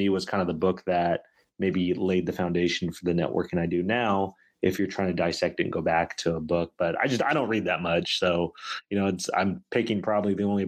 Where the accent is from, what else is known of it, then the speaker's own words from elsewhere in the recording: Sacramento, California, United States; being from and in Sacramento